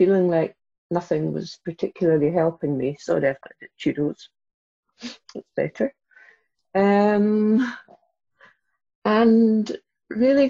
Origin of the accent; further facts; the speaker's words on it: Inverness, Scotland, United Kingdom; I grew up in Inverness in the Highlands